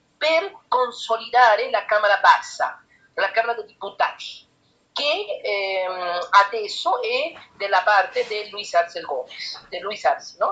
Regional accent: Bolivia; Italian is a second language

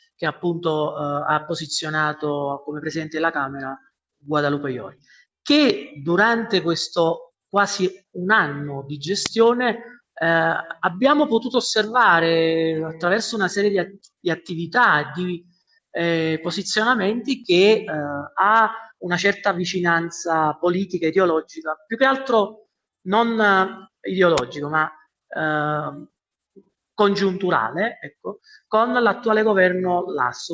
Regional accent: Naples, Campania, Italy; now in Quito, Ecuador; come napoletano

